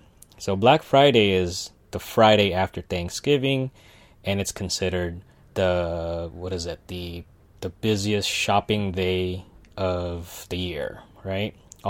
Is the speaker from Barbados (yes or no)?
no; Philippines; right now it's happening in the Philippines and I'm Filipino